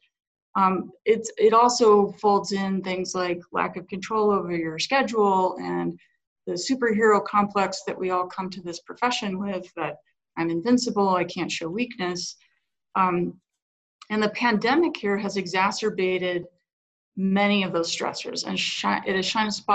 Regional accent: Grand Junction, Colorado, United States; now in Denver, United States; I'm a Western Sloper, right? I grew up in Grand Junction

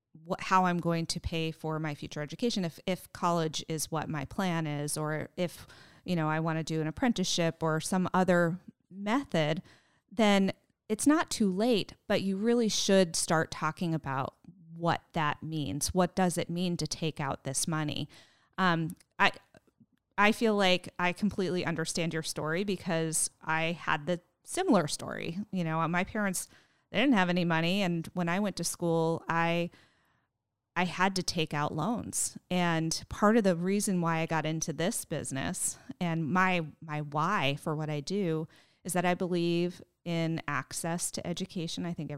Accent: New England, United States; No, I'm actually from New England and I'm a transplant.

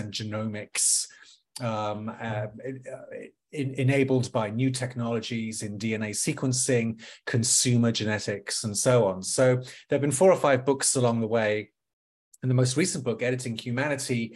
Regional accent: London, United Kingdom; moved away as an adult; also born or lived in Watford; now in Washington, D.C., United States; born and raised in Northwest London

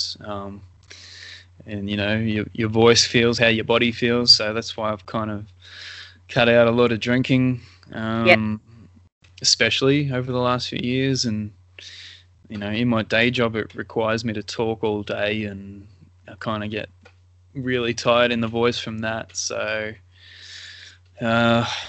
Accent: Melbourne, Victoria, Australia; I'm from Melbourne

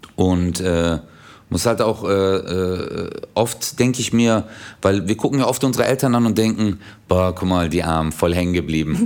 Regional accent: Stuttgart, Baden-Württemberg, Germany; der kleinste Stadtteil von Stuttgart war

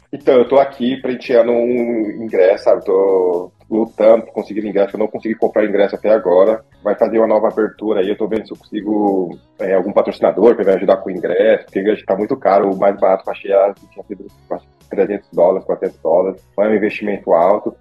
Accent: Osasco, São Paulo, Brazil; moved away as an adult; eu tenho 33 anos, eu sou natural de Osasco, São Paulo

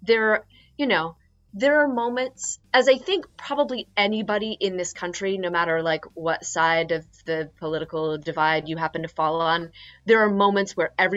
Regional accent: Philadelphia, Pennsylvania, United States; moved away as an adult; now in Queens, New York, United States; I'm from Philadelphia

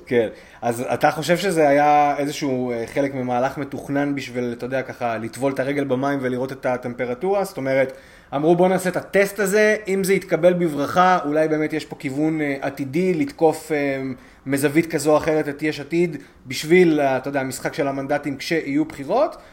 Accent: Israel; כישראלי ש, ש, שפשוט גר כאן

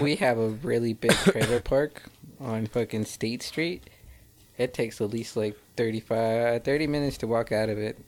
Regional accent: Hemet, California, United States; I'm from Hemet

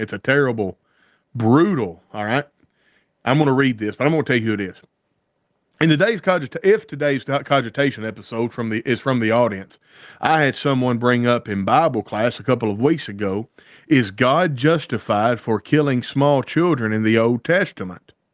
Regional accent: Deep South, United States; I grew up in the South and in the Deep South

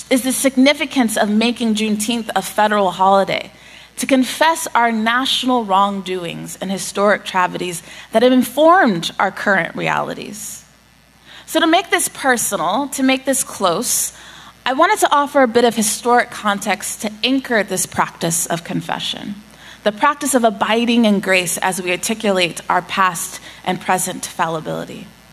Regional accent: Austin, Texas, United States; In fact, the house that I grew up in Pemberton

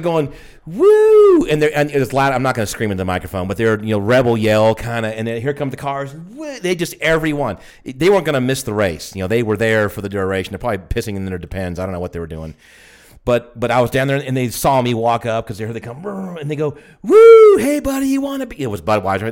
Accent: Georgia, United States; we're from Georgia, too

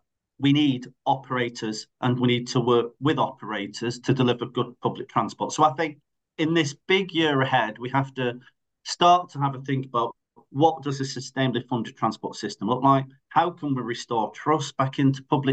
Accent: Greater Manchester, North West England, United Kingdom; I live in Greater Manchester, I'm from Greater Manchester

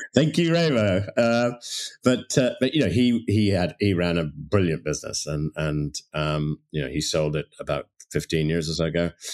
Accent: Toronto, Ontario, Canada; moved away; also born or lived in London / Dublin; I grew up in Toronto

